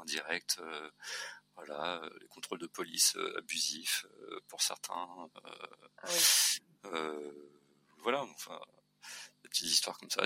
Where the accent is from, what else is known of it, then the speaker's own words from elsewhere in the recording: Saint-Paul, Réunion; moved away as an adult; also born or lived in Paris / Lyon; j'ai grandi dans les Hauts-de-Saint-Paul, au Guillaume